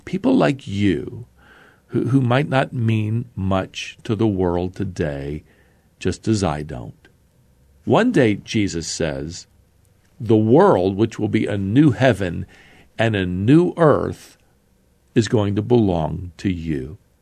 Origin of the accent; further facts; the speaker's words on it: United States; here in my home country of America.